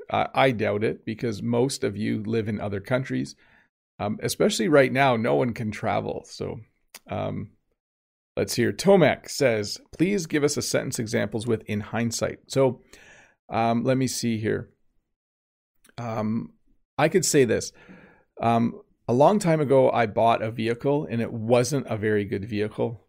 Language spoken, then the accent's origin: English; Canada; accent: Canadian; my accent is Canadian